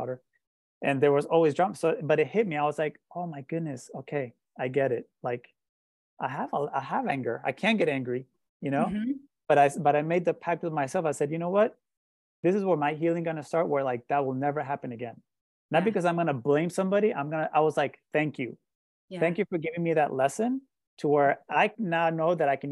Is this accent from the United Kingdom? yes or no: no; Colombia; moved away; I also grew up in a very shame and guilt driven environment, growing up in Colombia